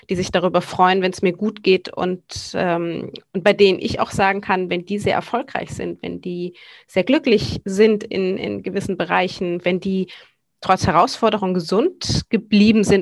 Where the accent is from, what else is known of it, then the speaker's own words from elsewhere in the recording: Sylt, Schleswig-Holstein, Germany; also born or lived in Bavaria / Hamburg; Ich äh, bin geboren eigentlich in Bayern, bin teilweise aufgewachsen auf Sylt, wo ich eben ja heute noch lebe, ähm, ebenso wie in Hamburg.